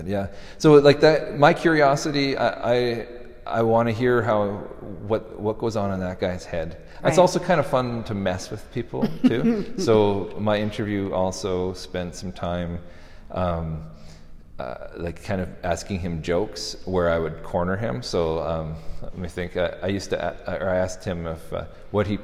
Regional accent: Canada; being a Canadian

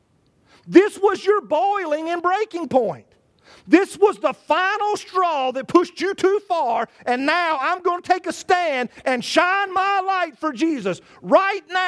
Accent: Charlotte, North Carolina, United States; moved away; a newspaper in Charlotte from my hometown

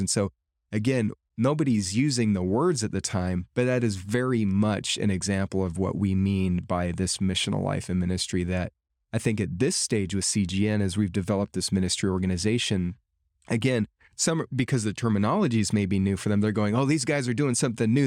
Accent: United States; living here in my home culture of America

